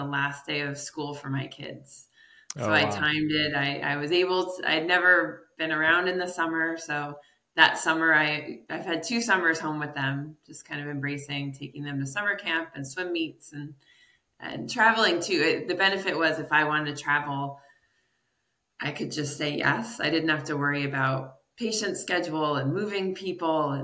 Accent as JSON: {"language": "English", "region": "New York", "country": "United States", "moved": "as an adult", "lives_now": "Connecticut, United States", "said": "I'm from New York State"}